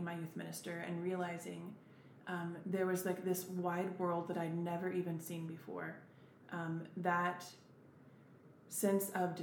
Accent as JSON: {"language": "English", "town": "Emporia", "region": "Kansas", "country": "United States", "tie": "born or raised there", "also_born_or_lived": "Olathe, Kansas", "said": "I grew up in Emporia, Kansas"}